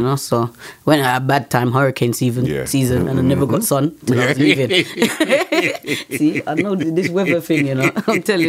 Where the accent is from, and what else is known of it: England, United Kingdom; accent: UK twang and Jamaican twang; also born or lived in Jamaica